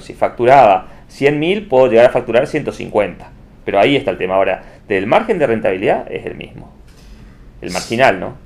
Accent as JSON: {"language": "Spanish", "country": "Argentina", "said": "somos los argentinos"}